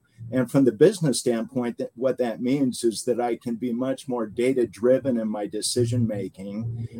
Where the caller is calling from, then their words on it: Alpine, Utah, United States; I'm coming from Utah. So I live in Alpine, Utah. It's between Salt Lake and Provo, right up against the mountains.